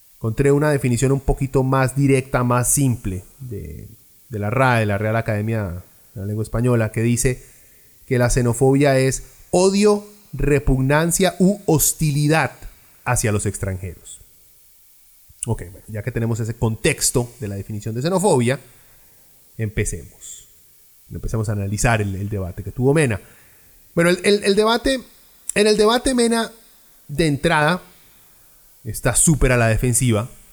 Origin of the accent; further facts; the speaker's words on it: Lima, Peru; now in Costa Rica; yo nací en Perú, en Lima. Soy peruano, con pasaporte peruano y residencia tica. Tengo más de 25 años de vivir en este país.